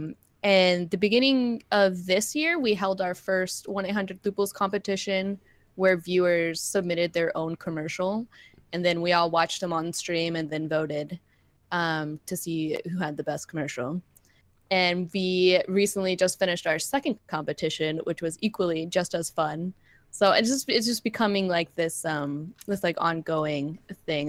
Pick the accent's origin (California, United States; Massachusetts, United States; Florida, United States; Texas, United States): California, United States; Southern